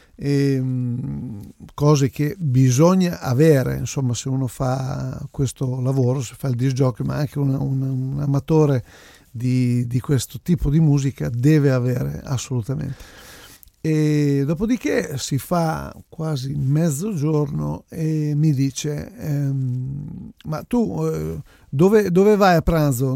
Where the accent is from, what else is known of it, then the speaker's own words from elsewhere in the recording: Italy; Vengo dall'Italia